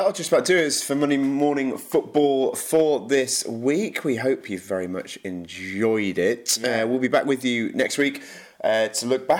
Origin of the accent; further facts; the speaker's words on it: United Kingdom; We're excited as British NFL fans